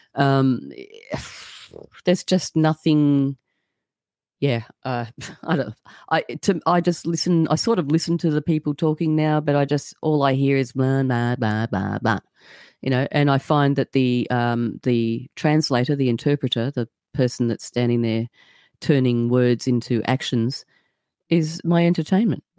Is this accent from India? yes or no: no; Australia; I'm just an Australian